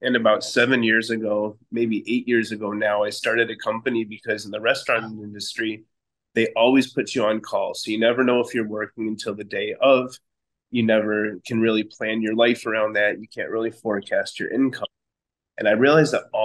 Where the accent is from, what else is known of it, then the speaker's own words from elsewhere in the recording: Chicago, Illinois, United States; moved away as an adult; now in Rio de Janeiro, Brazil; I'm from Chicago, and I still have a residence there, but I've been kind of migrating to Rio for the last year and a half or 2 years now